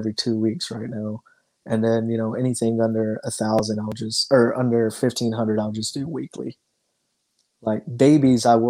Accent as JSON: {"language": "English", "town": "Los Angeles", "region": "California", "country": "United States", "tie": "born or raised there", "moved": "yes", "said": "I was born in Los Angeles"}